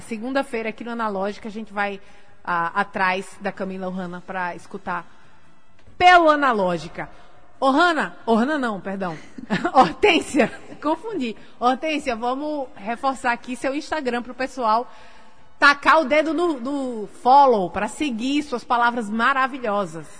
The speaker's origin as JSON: {"language": "Portuguese", "town": "Natal", "region": "Rio Grande do Norte", "country": "Brazil", "tie": "born or raised there", "also_born_or_lived": "Portugal", "said": "Nascida e criada em Natal"}